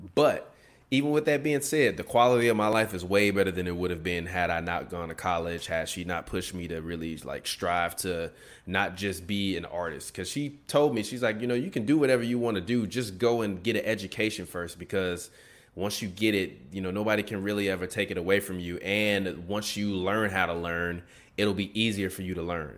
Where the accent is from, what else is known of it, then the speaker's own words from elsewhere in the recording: Chicago, Illinois, United States; we grew up on the South Side